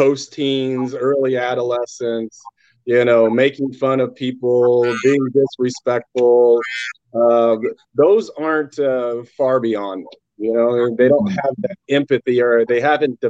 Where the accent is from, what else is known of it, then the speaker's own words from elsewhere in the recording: Indiana, United States; I'm from Indiana